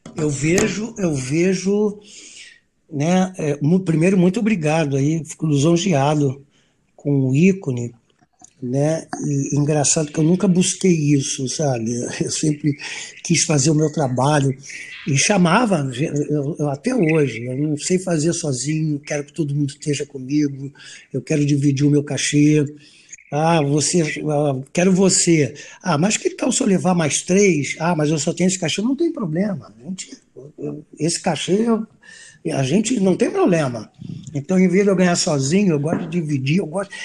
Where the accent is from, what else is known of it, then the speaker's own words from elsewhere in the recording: Brazil; eu sou brasileiro